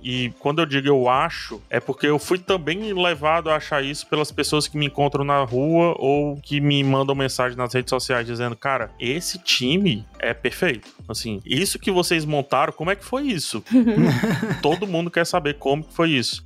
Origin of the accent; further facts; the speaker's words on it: Ceará, Brazil; accent: strong accent; vocês viram que eu tenho um sotaque bem forte, né? Assim, tipo, vocês estão ligados que eu sou daqui do Ceará